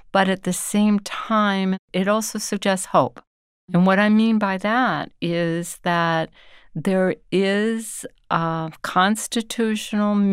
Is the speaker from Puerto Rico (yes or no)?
yes; Ponce, Puerto Rico; I'm from Ponce, Puerto Rico